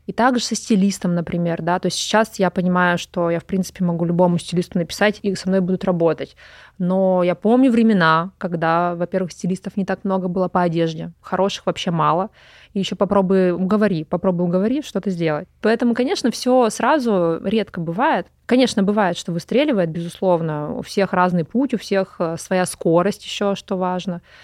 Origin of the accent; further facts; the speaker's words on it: Pervouralsk, Sverdlovsk Oblast, Russia; moved away as an adult; also born or lived in Moscow; Я родилась в Москве, когда у меня родители учились в МГУ, но потом что-то их занесло на Урал, туда далеко. И я до 18 лет жила в очень маленьком уральском городке под Екатеринбургом, Первоуральск